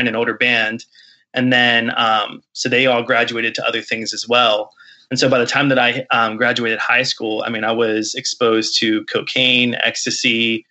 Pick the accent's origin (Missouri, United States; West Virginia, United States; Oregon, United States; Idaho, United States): West Virginia, United States; Martinsburg; I grew up in Martinsburg, West Virginia, which is in the Eastern Panhandle.